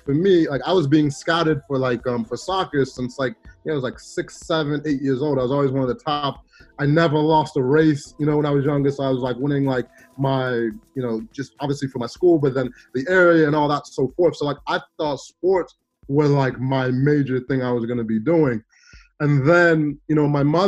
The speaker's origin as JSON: {"language": "English", "town": "Chicago", "region": "Illinois", "country": "United States", "tie": "born or raised there", "also_born_or_lived": "Stockwell, London, United Kingdom", "said": "I was actually born in South London, in Stockwell, and so, you know, right next door to Brixton, and so I know about, you know, the Brixton Top Cats and everything. And then, but then I grew up in Chicago. I moved to Chicago when I was 9 years old"}